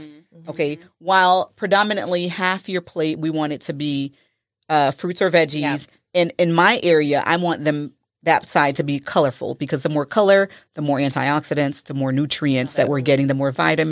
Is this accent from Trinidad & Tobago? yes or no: no; Haiti; now in United States; Because I'm from Haiti, and there is so much herbal knowledge.